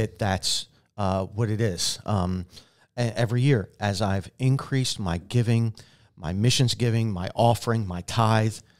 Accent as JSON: {"language": "English", "country": "United States", "said": "as American Christians"}